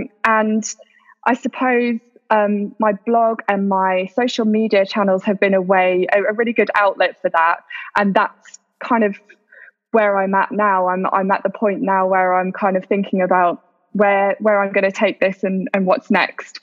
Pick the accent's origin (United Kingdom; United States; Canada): United Kingdom; moved away as an adult; now in Doha, Qatar; I am a British expat who's currently living in Doha with my family.